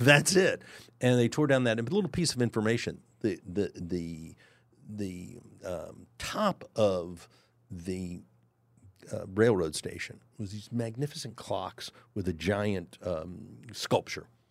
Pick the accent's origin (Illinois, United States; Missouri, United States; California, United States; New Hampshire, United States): Missouri, United States; Kansas City; I was born in Kansas City.